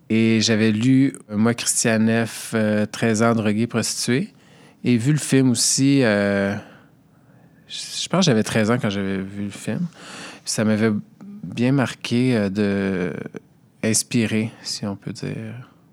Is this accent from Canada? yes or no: yes; Montreal, Quebec, Canada; je viens de Montréal, j'ai 37 ans